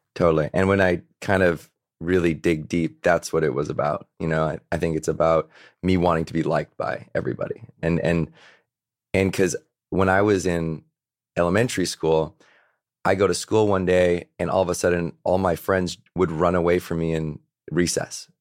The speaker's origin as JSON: {"language": "English", "town": "Victoria", "region": "British Columbia", "country": "Canada", "tie": "born or raised there", "said": "I grew up in Victoria, B C. So that's, that's an, on an island off of Vancouver"}